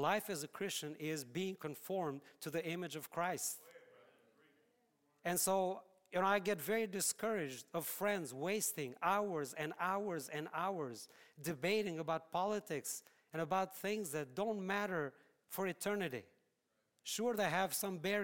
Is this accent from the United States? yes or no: no; Albania; moved away; I'm from Albania.